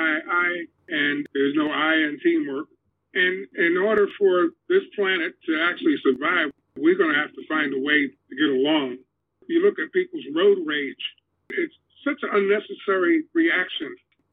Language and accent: English; United States; born there; I'm an American. I was born in America.